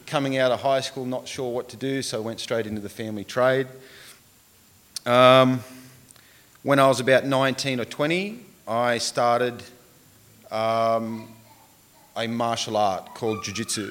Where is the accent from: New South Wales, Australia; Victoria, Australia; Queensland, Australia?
New South Wales, Australia; Tumbarumba; now in Wagga Wagga, Australia; I was born in Tumbarumba, which is about an hour or so away from here up towards the Snowy Mountains